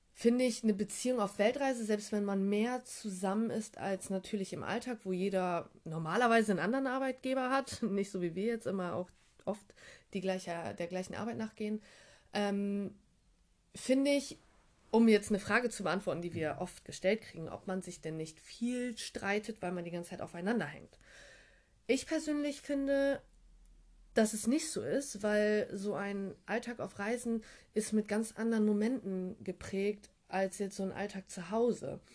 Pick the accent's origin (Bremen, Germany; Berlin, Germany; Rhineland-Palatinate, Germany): Bremen, Germany; Bremerhaven; moved away as an adult; also born or lived in Frankfurt; Ich komme eigentlich aus Bremerhaven